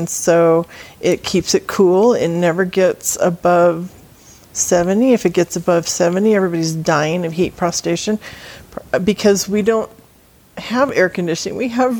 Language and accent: English; Salinas, California, United States; moved away as an adult; also born or lived in Fresno, California; I am a California transplant. I grew up in Salinas, California, which is in the Monterey Bay. It is John Steinbeck country.